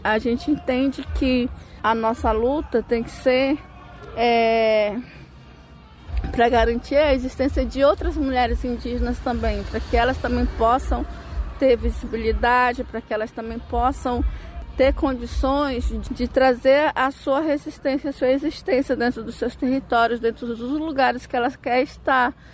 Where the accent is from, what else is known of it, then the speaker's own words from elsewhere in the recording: Brazil; eu sou da Amazônia